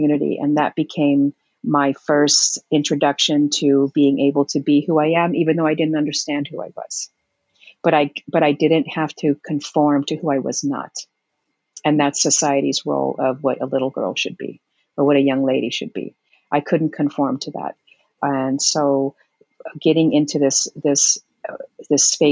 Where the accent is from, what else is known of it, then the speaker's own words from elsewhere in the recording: West Covina, California, United States; also born or lived in Heinola, Finland; I grew up in West Covina, California. I was born in Heinola, Finland, came here